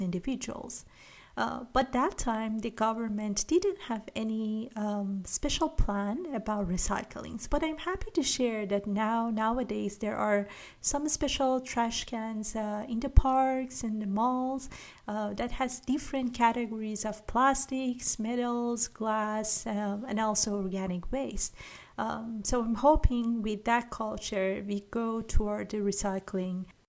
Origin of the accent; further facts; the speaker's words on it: Iran; I'm from Iran